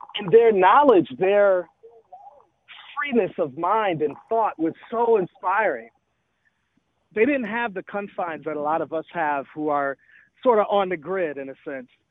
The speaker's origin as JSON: {"language": "English", "town": "Milwaukee", "region": "Wisconsin", "country": "United States", "tie": "born or raised there", "also_born_or_lived": "Atlanta, Georgia", "moved": "yes", "said": "I was born in Milwaukee. I moved to Atlanta, actually, in 1987."}